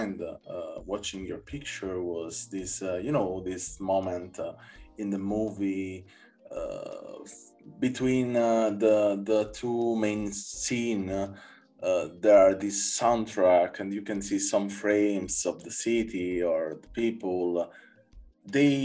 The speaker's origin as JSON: {"language": "English", "town": "Naples", "region": "Campania", "country": "Italy", "tie": "born or raised there", "said": "my hometown in Naples"}